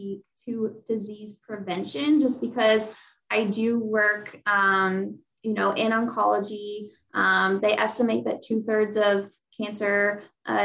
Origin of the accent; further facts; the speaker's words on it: St. Louis, Missouri, United States; moved away as an adult; also born or lived in Indiana; now in Indianapolis, United States; I'm from St. Louis, Missouri, but I went to college at Ball State